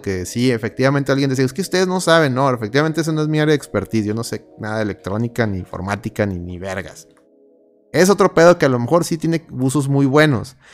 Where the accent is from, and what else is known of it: Mexico